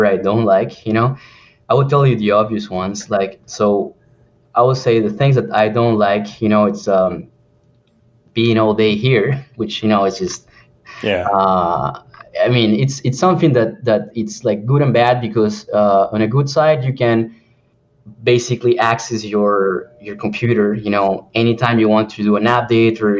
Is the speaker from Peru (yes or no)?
yes; Peru; English is a second language; moved away; I'm from Peru